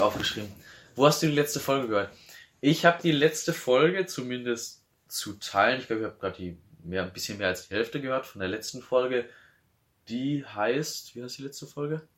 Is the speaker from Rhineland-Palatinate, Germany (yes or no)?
yes; Neuwied, Rhineland-Palatinate, Germany; bei uns in Neuwied, in Neuwied